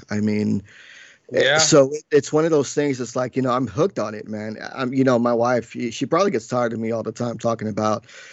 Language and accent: English; Paterson, New Jersey, United States; also born or lived in New York; I was born in New York and raised in Jersey in the tri-state area most of my whole life